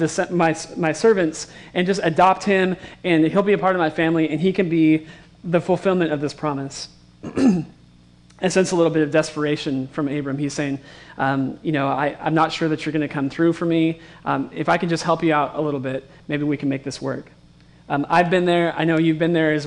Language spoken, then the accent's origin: English; West Coast, United States; I grew up on the West Coast, and I've only been around big cities